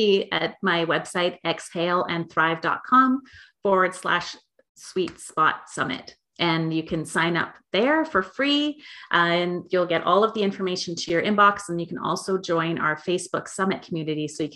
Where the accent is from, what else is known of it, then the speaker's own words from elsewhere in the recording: Canada; I'm from Canada